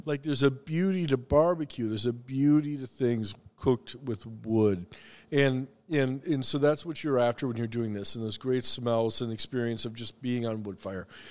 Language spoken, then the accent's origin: English; the Carolinas, United States; also born or lived in Missouri; now in Minnesota, United States; I was born in Minnesota, but I moved to the Carolinas when I was five